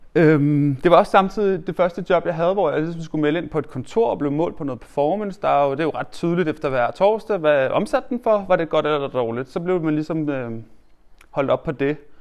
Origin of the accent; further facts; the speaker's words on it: Hørsholm, Capital Region of Denmark, Denmark; jeg er ikke født der, men jeg er opvokset i Hjelmeparken oppe i Hørsholm